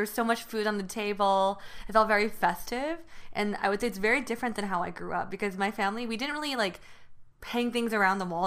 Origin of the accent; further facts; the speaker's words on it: Union City, California, United States; first language Mandarin and Taiwanese; English is a second language; I grew up in Northern California in Union City